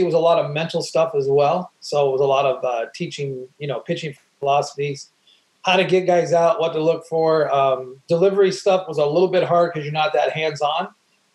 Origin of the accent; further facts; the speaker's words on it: Oregon, United States; also born or lived in Great Lakes, Illinois; I grew up in Oregon, born in Great Lakes. My dad was in the military, in the Marines